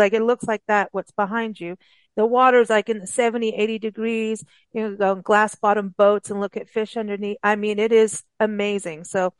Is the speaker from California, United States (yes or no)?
yes; California, United States; I mean, I was born here in the States, Southern California, had every allergy in nor known to man.